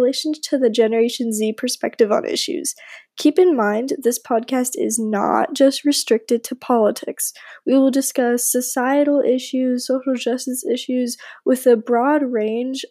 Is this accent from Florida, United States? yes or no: yes; Palm Beach, Florida, United States; I am originally from Palm Beach, Florida